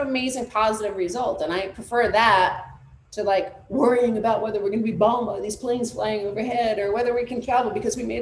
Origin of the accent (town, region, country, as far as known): United States